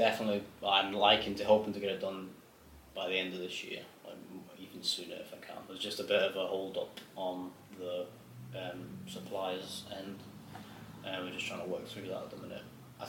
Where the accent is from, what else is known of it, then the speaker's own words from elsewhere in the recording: Glasgow, Scotland, United Kingdom; born there; I'm actually a Rangers fan. I was born in Glasgow